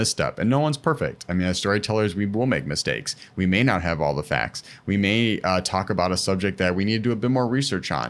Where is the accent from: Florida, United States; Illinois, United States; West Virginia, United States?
Illinois, United States; Chicago; I grew up with here in Chicago